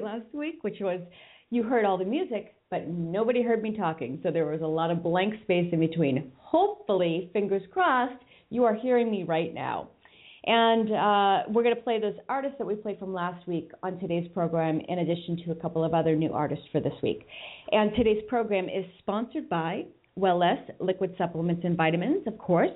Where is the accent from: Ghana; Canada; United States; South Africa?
United States; Boston, Massachusetts; now in California, United States; I'm in California and I'm from Boston